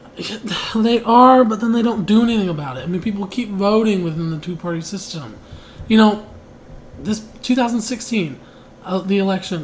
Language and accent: English; Pittsburgh, Pennsylvania, United States; I'm from Pittsburgh